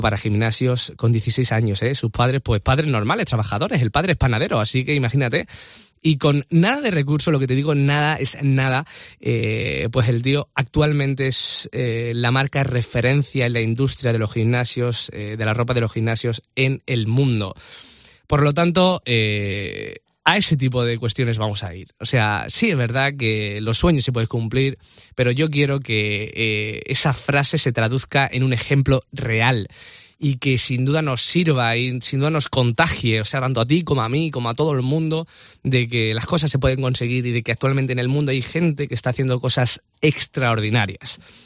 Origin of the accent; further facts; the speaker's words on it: a small town in the province of Seville, near Cádiz, Andalusia, Spain; accent: Andalusian; moved away as an adult; now in Madrid, Spain; soy de un pueblo muy pequeñito de Sevilla, soy andaluz